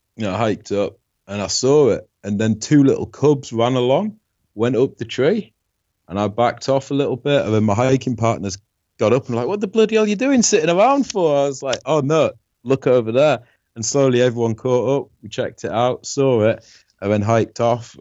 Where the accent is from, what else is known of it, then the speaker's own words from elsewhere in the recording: Yorkshire and the Humber, United Kingdom; I'm from Yorkshire, England